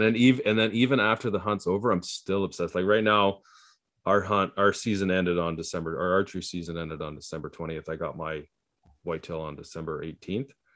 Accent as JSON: {"language": "English", "country": "Canada", "said": "as an Canadian"}